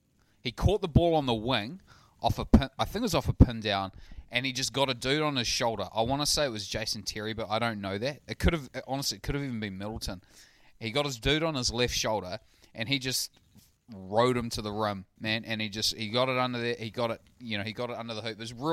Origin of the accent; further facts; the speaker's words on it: New Zealand; I'm a New Zealander.